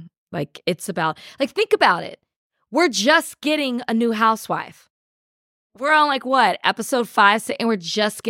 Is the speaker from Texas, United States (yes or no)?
yes; Texas, United States; I'm from Texas. So we say that all the time.